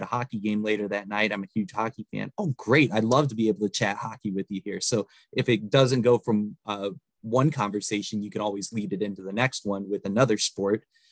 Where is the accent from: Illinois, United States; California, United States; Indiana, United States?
Indiana, United States; Northwest; moved away as an adult; also born or lived in Kalamazoo, Michigan; now in Fort Wayne, United States; I grew up in Northwest Indiana. Originally, I'm about an hour away from Chicago, my hometown is.